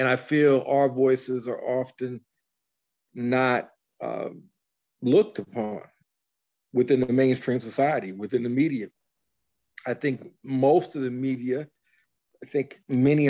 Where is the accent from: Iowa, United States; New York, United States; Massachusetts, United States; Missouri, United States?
Missouri, United States; St. Louis; also born or lived in Dallas-Fort Worth; I'm from St. Louis